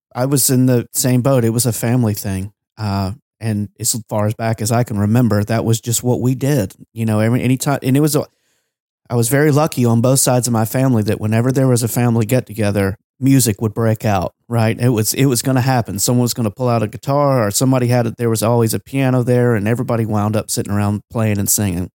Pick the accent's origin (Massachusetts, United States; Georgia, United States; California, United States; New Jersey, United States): Georgia, United States; growing up in Georgia